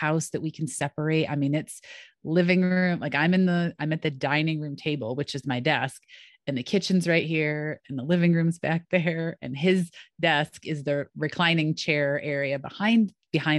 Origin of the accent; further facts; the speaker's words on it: Rochester, New York, United States; moved away; also born or lived in North Carolina / Pittsburgh; I grew up in Rochester